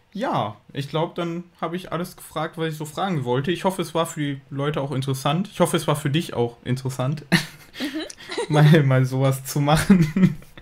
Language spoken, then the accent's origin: German; Germany; moved away as an adult; now in Japan; ich bin Deutscher